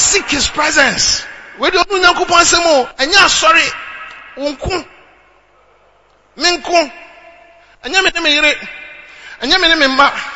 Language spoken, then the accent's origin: English; Ghana; moved away as an adult; also born or lived in Uganda; as a Ghanaian